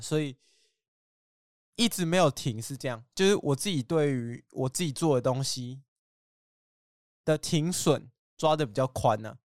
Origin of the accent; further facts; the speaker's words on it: Tainan, Taiwan; moved away as an adult; also born or lived in Keelung; now in Taichung, Taiwan; 可是我在台南长大啊